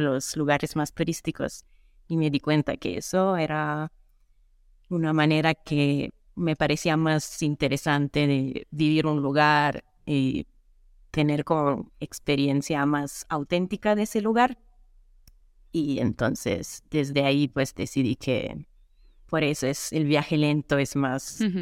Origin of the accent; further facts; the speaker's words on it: Italy; Spanish is a second language; moved away as an adult; also born or lived in Canada; Yo soy italiana y viajera full time desde 2018